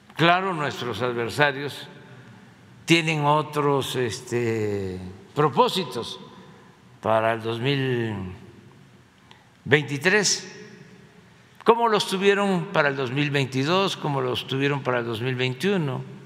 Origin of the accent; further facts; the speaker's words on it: Mexico; Eso somos todos los mexicanos